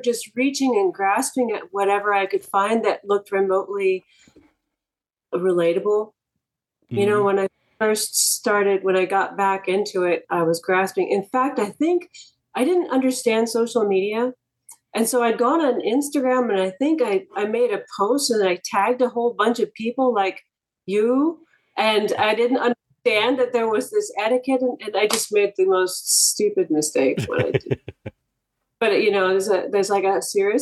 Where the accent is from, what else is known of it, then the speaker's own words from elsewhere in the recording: Bay Area, California, United States; also born or lived in Scotts Valley / Santa Cruz Mountains; I grew up in the Bay Area